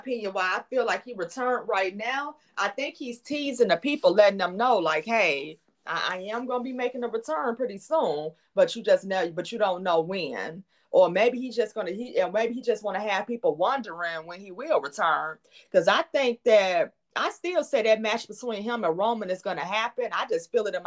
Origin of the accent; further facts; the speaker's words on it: Chicago, Illinois, United States; Survivor Series is coming back to my hometown. It's coming to Chicago, Illinois